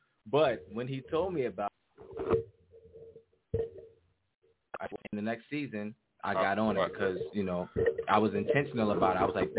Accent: New York, United States; Like, I'm from New York, and Bumpy Johnson, like, come on.

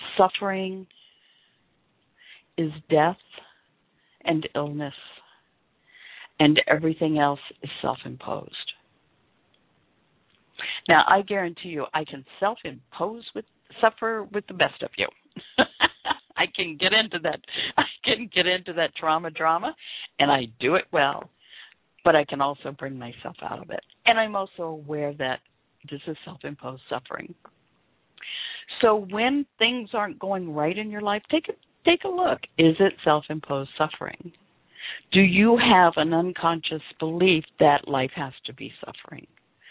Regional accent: Memphis, Tennessee, United States; I grew up in the South. I was born and raised in Memphis, a small community

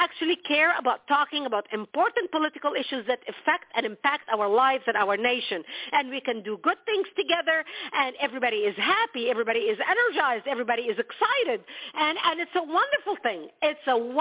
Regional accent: Lebanon; moved away; I was born and raised in Lebanon

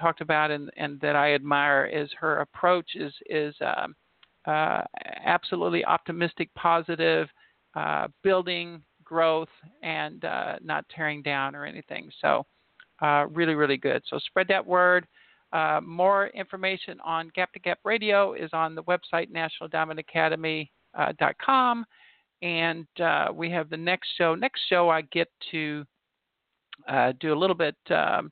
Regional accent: Indiana, United States; I'm not really a Louisville. I'm from Indiana

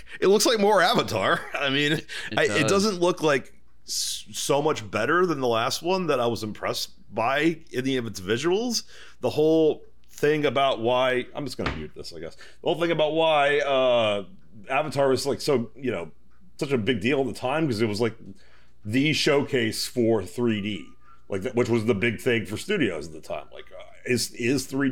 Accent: Texas, United States; I am a Texan

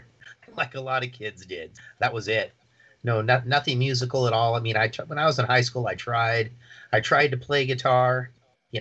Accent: Seattle, Washington, United States; I'm from Seattle

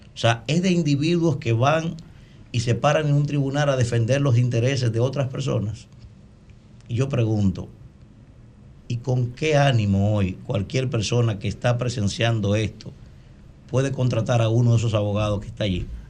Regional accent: Dominican Republic; mi alegría como dominicano

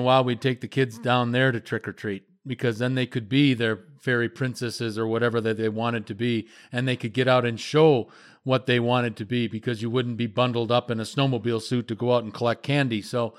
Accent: Midwest, United States; I grew up in the Midwest, and by the time October 31st comes around, there's snow on the ground.

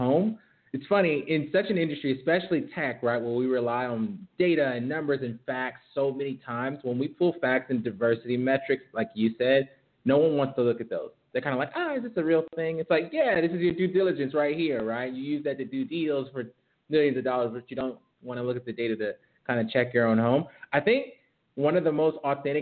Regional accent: Rochester, New York, United States; I'm actually from Rochester, New York, which is like upstate New York, nothing to do there but like play in the snow

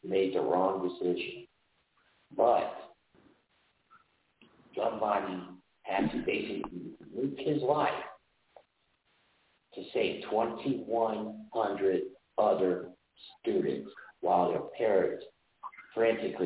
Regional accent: Olathe, Kansas, United States; this happened in my hometown

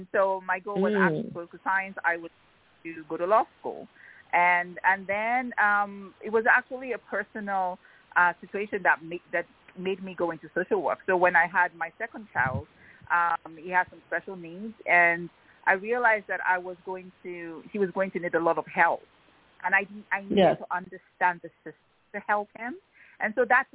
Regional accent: Nigeria; moved away as an adult; also born or lived in Pennsylvania, United States / Ibadan, Nigeria; when I was growing up in Nigeria

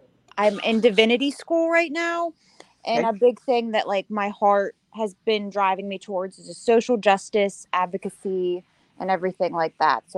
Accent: Pittsburgh, Pennsylvania, United States; My birth date is 10/7/97, and I was born in Pittsburgh.

